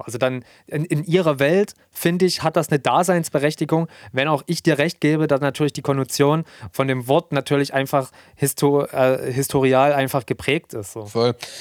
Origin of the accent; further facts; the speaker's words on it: Germany; hier bei uns in Deutschland